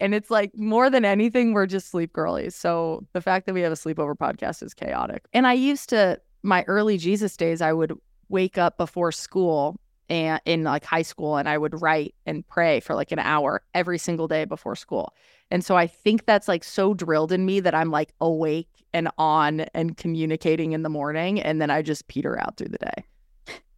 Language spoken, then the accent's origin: English; Orange County, California, United States; I am a girl from California, born and raised, have lived in different parts of California and love it dearly